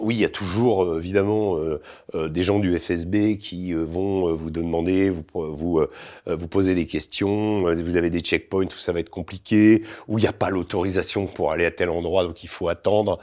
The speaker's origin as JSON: {"language": "French", "country": "France", "said": "en tant que Français"}